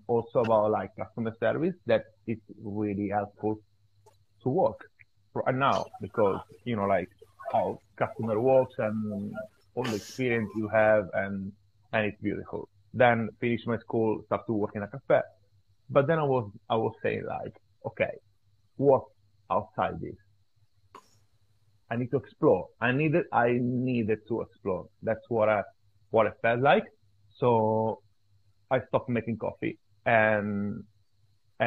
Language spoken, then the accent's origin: English; Italy; I'm from Italy, small city, Italian family